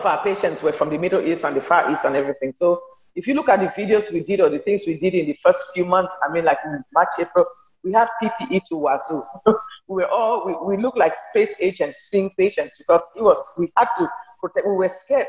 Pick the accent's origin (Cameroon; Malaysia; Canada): Cameroon; moved away as an adult; also born or lived in Nigeria / New York / Alexandria, Louisiana; now in United States; I'm from Cameroon. I'm a Cameroonian American